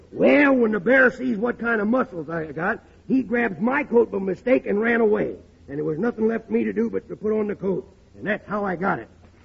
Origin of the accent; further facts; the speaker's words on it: Texas, United States; born there; Well, I was born in Texas.